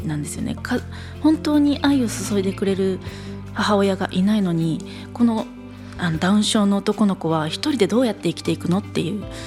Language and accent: Japanese; Okayama, Japan; 岡山県民として